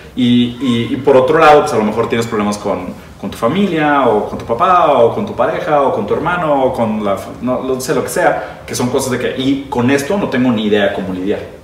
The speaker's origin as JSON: {"language": "Spanish", "country": "Brazil", "also_born_or_lived": "Italy", "first_language": "Portuguese", "second_language": "Spanish", "moved": "yes", "said": "yo soy brasileño, yo fui educado en portugués, aprendí español bastante después, como a los 15 años de edad."}